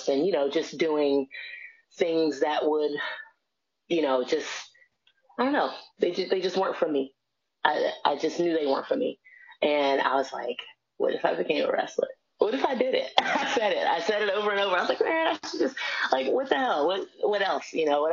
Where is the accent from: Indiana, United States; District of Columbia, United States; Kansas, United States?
District of Columbia, United States; Washington; I'm from Washington, D.C.